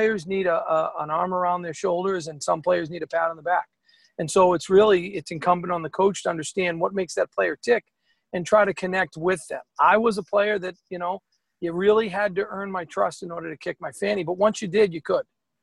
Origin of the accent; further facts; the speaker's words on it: Boston, Massachusetts, United States; growing up in Dorchester